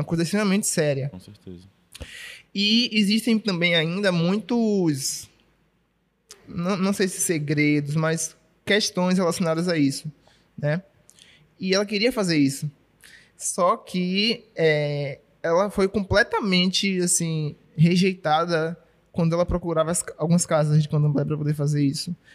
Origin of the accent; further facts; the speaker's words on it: Salvador, Bahia, Brazil; nunca saí de Salvador, nunca saí da Bahia, na verdade, né?